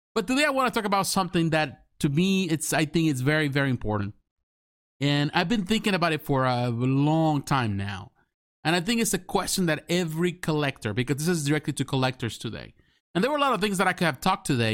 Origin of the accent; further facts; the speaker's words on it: Mexico; English is a second language; now in United States; when I was living back in Mexico